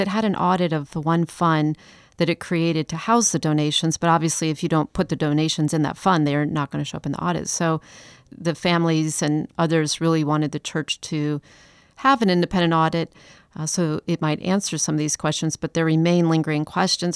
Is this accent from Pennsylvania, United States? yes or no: no; Chicago, Illinois, United States; also born or lived in Atlanta; now in Charleston, United States; I've lived here for twenty years, but I'm not from Charleston. I'm from Chicago. I lived in Atlanta, actually, for several years